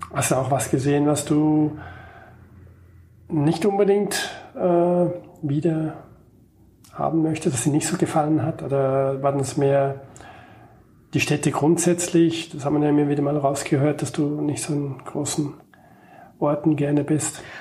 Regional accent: Switzerland; als Schweizer

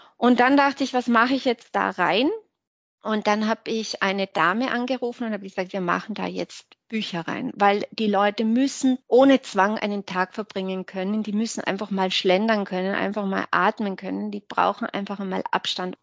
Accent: Hinterthiersee, Tyrol, Austria; Heimat ist schon hinter Tirse, würde ich schon sagen, ja. Heimat ist

